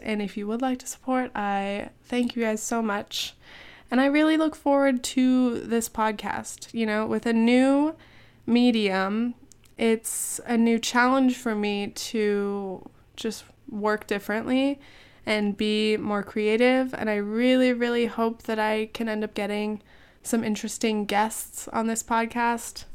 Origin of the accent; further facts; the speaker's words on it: California, United States; moved away; I'm from California